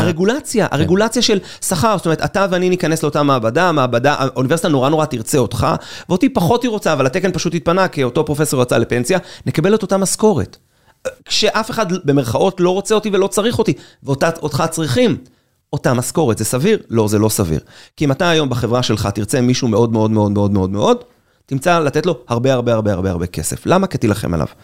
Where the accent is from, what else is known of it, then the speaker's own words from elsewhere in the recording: Israel; אני ישראלי, אחרי צבא, שלא מבין כלום מהחיים שלו, עם אנגלית רצוצה.